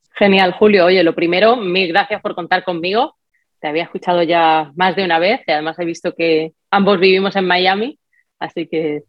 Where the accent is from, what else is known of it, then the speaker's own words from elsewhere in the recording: Spain; moved away; mi país de origen